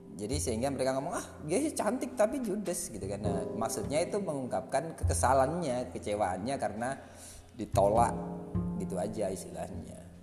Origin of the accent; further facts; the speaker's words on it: Lamongan, East Java, Indonesia; saya dari Lamongan